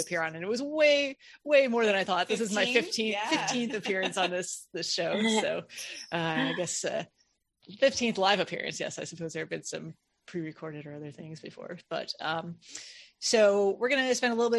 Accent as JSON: {"language": "English", "region": "Midwest", "country": "United States", "tie": "born or raised there", "also_born_or_lived": "the South", "moved": "yes", "said": "I grew up in the Midwest and I live in the South now"}